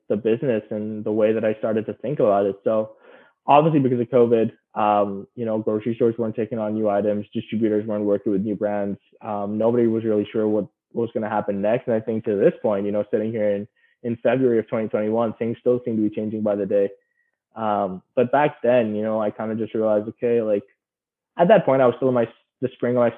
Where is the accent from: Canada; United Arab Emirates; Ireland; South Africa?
United Arab Emirates; Dubai; moved away; I was born and raised in Dubai.